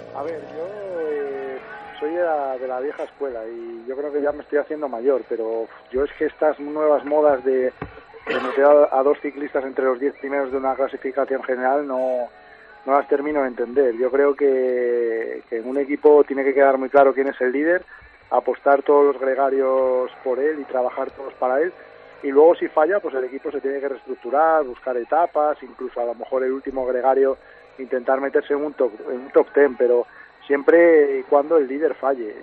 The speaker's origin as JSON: {"language": "Spanish", "town": "Cangas del Narcea", "region": "Asturias", "country": "Spain", "tie": "born or raised there", "said": "en mi pueblo, en Canas de Narcea"}